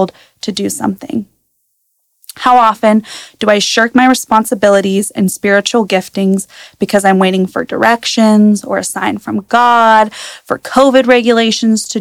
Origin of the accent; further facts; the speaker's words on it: Prosser, Washington, United States; I was born and raised in Prosser, and as many know, Prosser is a town full of farmers